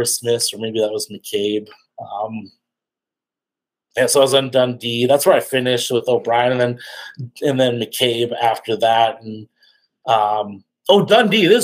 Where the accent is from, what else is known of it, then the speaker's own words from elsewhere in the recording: Lethbridge, Alberta, Canada; I'm from Canada, Lethbridge, Alberta.